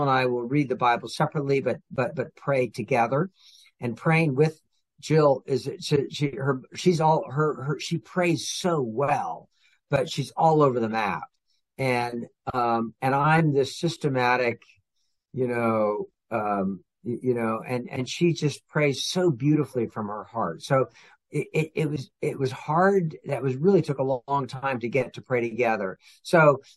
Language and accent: English; California, United States; also born or lived in Oregon; I grew up out in California and Oregon, so I'm a West Coast Californian